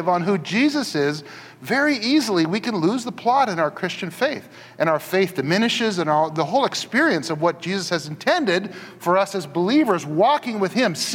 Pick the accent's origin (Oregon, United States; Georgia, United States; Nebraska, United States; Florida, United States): Oregon, United States; Portland; the place I grew up in Northeast Portland